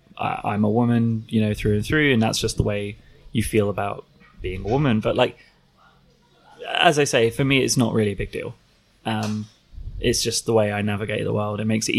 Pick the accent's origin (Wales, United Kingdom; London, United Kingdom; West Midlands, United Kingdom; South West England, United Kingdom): London, United Kingdom; also born or lived in Leicester; now in Brighton, United Kingdom; I'm originally from North London. I moved around somewhat. I studied up in Leicester for a while, and I've been living in Brighton for about the last year or so.